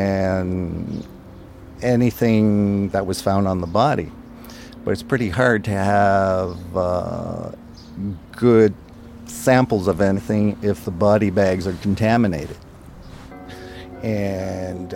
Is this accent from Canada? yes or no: yes; Ottawa, Ontario, Canada; first language French; English is a second language; moved away as an adult; also born or lived in Thompson, Manitoba; I was brought up in Ottawa, brought up in a French-Canadian environment. I didn't speak any English until I joined the RCMP.